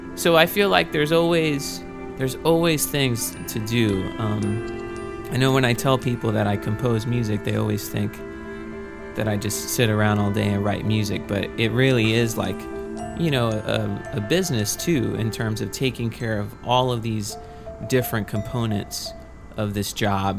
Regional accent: Victoria, Texas, United States; moved away as an adult; also born or lived in Rochester; I'm from Victoria, Texas, which is a town kind of close

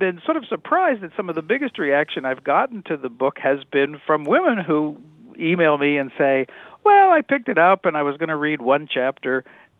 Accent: Kansas, United States; I'm from the Midwest. Uh-huh. Grew up in Kansas.

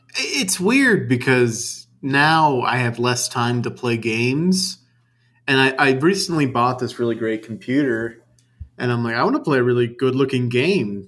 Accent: New Orleans, Louisiana, United States; moved away; I grew up in the Big Easy.

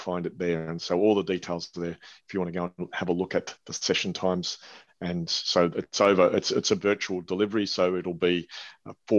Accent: Australia; I'm Australian.

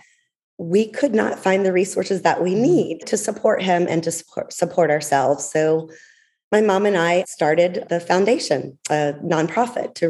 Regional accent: Atlanta, Georgia, United States; moved away; I am born and raised in Atlanta

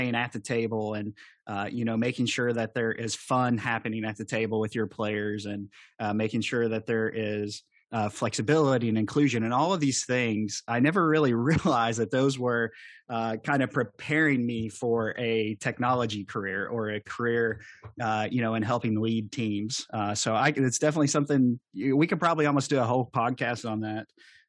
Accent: Kentucky, United States; accent: Southern drawl; Well, to explain the Southern draw, I'm from the Appalachian area, southeastern Kentucky.

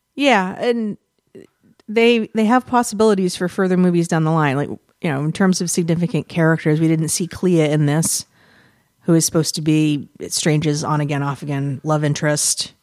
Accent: United States; we're filthy Americans

